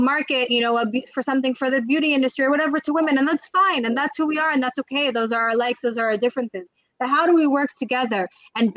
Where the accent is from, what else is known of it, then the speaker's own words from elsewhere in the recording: United States; moved away as an adult; also born or lived in Israel; I grew up in the States